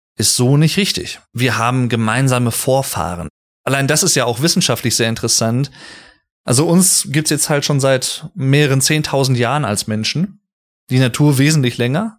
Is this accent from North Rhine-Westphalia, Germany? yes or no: yes; Sauerland, North Rhine-Westphalia, Germany; ich liebe das Sauerland hier. Ich habe auch in einer Folge schon mal etwas mehr über meine Heimat gesprochen